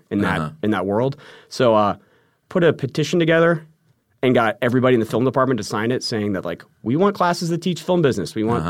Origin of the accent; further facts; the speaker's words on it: California, United States; also born or lived in Arizona; So I grew up in Southern California, went to university in Arizona for 2 years.